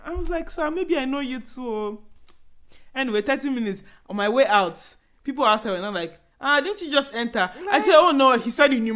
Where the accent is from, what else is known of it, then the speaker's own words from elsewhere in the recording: Enugu State, Nigeria; now in Abuja, Nigeria; we don't have house in Lagos. We live in Abuja. And I'm personally from Enugu State